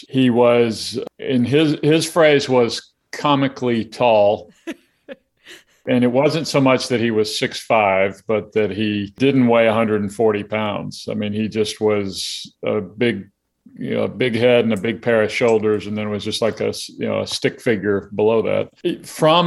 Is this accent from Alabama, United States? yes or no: yes; Alabama, United States; I grew up in Alabama